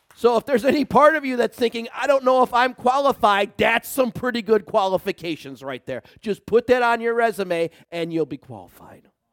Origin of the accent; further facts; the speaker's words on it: United States; I love our country. I'm a patriot. I'm an American through and through